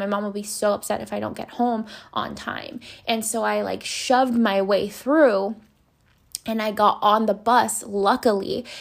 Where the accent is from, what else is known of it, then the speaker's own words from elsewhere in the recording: Los Angeles, California, United States; I grew up in Boyle Heights in East Los Angeles, California.